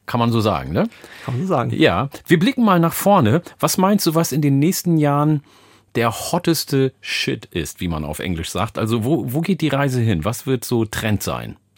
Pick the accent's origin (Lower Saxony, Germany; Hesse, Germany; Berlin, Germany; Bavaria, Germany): Lower Saxony, Germany; Oldenburg; Schönen Gruß nach Oldenburg in meine alte Heimat.